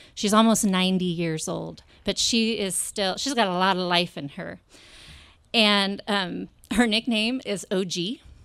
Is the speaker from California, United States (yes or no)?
yes; Monterey, California, United States; moved away as an adult; this is my hometown